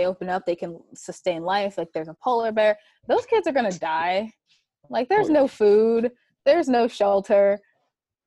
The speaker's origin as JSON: {"language": "English", "region": "New York", "country": "United States", "said": "I'm a New Yorker"}